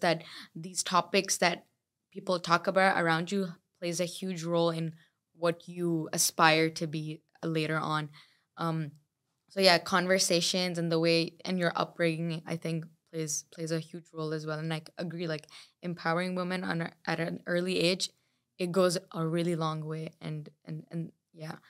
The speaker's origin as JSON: {"language": "English", "region": "Dubai", "country": "United Arab Emirates", "said": "I come from Dubai"}